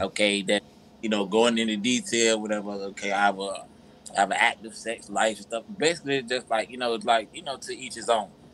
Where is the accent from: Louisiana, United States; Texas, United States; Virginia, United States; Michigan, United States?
Virginia, United States; now in Georgia, United States; I'm from Virginia, even though I stay in Georgia.